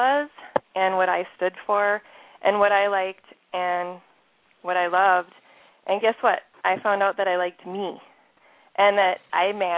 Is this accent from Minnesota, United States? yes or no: yes; Minnesota, United States; accent: Minnesota; some of you can hear my Minnesota accent already coming through here